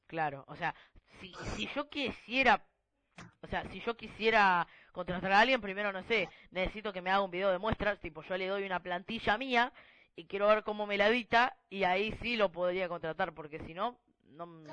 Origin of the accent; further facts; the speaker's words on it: Argentina; somos de Argentina